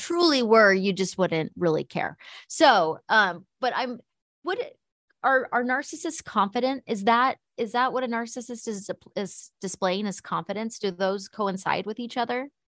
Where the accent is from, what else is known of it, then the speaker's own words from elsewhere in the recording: United States; as an American